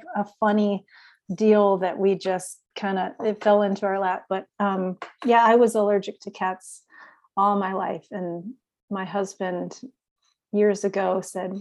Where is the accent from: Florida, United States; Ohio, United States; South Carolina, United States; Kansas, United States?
Kansas, United States; Lawrence; moved away as an adult; also born or lived in out east; now in Blue Springs, United States; I was adopted by a family in Lawrence, Kansas. So I grew up in Lawrence and went to Lawrence High School